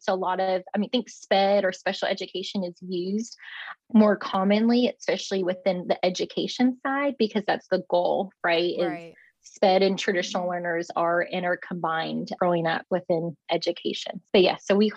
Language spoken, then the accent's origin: English; Alabama, United States; moved away as an adult; also born or lived in Akron, Ohio / Tuscaloosa, Alabama; now in Texas, United States; I'm actually from Alabama